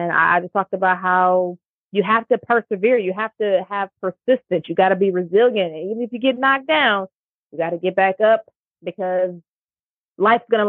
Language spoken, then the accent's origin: English; Cleveland, Ohio, United States; moved away as an adult; now in Houston, United States; when I moved back to my hometown of Cleveland, I joined a corporate club